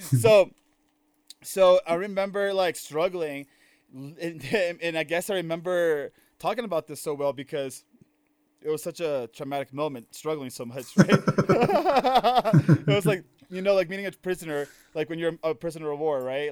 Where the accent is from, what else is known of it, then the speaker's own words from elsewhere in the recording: Maryland, United States; moved away; also born or lived in Nicaragua; living in Maryland for my entire life, right? Like, I was born in Maryland